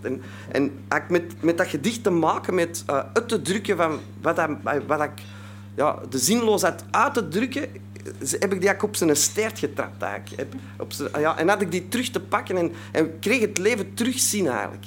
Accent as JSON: {"language": "Dutch", "town": "Antwerp", "region": "Flanders", "country": "Belgium", "said": "ik kom uit Antwerpen, hè, dat zult je al horen, dus uit België"}